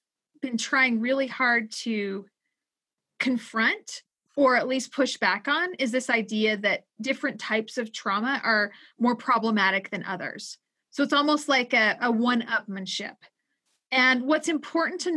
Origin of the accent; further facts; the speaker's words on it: Utah, United States; my home state of Utah